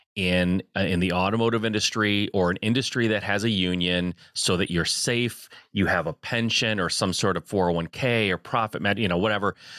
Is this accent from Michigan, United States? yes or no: yes; Michigan, United States; I'm a Midwest guy, I, I born and raised in Michigan